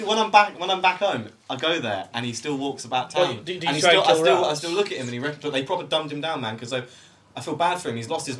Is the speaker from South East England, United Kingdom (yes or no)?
no; Birmingham, West Midlands, United Kingdom; I'm from Birmingham. And I'm 23.